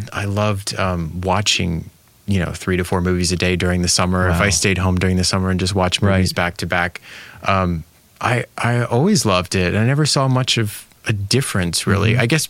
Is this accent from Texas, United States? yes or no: yes; Dallas, Texas, United States; moved away as an adult; also born or lived in New York City; I grew up in Texas and went to school in New York City from Dallas to Manhattan.